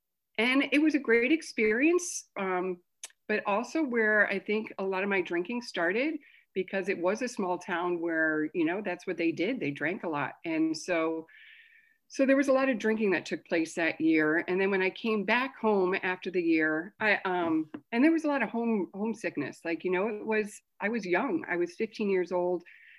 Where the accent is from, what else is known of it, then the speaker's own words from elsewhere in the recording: Scotland, United Kingdom; born there; So I was born in Scotland. I'm the youngest of six kids.